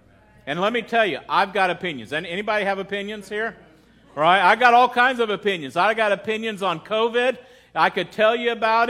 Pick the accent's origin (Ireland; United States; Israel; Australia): United States; I am a patriotic American